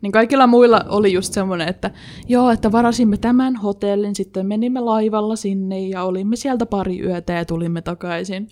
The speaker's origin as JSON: {"language": "Finnish", "town": "Jyväskylä", "region": "Central Finland", "country": "Finland", "also_born_or_lived": "Sipoo, Uusimaa, Finland", "said": "sitten sen jälkeen Jyväskyläläistynyt"}